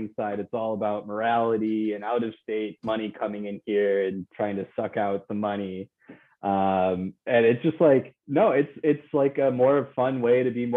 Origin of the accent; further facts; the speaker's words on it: Buffalo, New York, United States; moved away as an adult; now in Florida, United States; I'm from Buffalo, New York